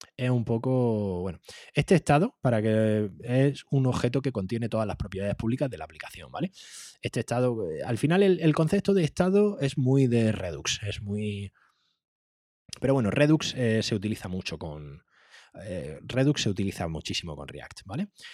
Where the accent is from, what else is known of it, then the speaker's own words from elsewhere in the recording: Andalusia, Spain; soy andaluz